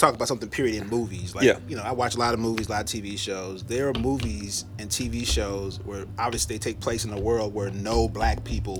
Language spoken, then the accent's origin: English; Houston, Texas, United States; I know I'm from Texas and Houston, and we got a car culture